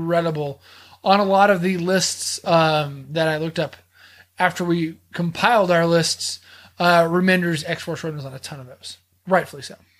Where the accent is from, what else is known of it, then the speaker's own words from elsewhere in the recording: Texas, United States; I'm from Texas